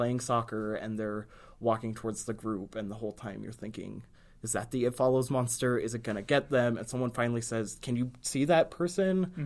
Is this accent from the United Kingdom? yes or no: no; United States; as an American who is a poor person